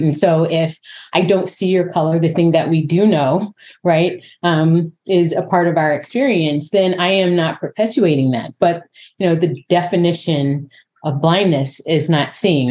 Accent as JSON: {"language": "English", "town": "San Diego", "region": "California", "country": "United States", "tie": "born or raised there", "moved": "as an adult", "said": "I grew up in Southern California, San Diego"}